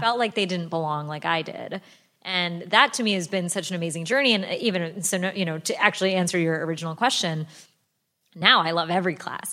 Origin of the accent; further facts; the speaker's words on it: United States; I was born and raised here in America